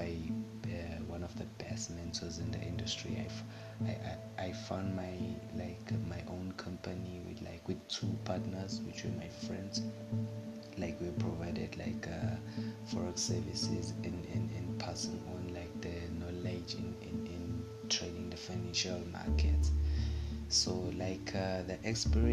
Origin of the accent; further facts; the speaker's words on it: Durban, KwaZulu-Natal, South Africa; born and raised in Durban